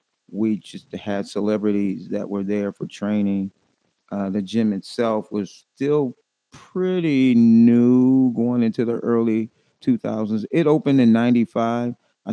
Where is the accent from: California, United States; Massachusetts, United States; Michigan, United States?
California, United States; Watts; Watts, California.